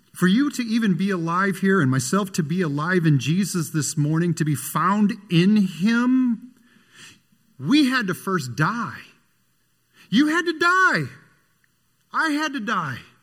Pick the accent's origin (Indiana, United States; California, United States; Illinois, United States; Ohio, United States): Indiana, United States; Michigan City; when I was a little boy, I grew up in Michigan City, Indiana